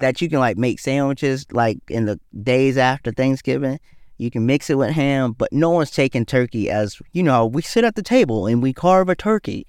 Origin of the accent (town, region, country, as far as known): the South, United States; born or raised there; also born or lived in Detroit, Michigan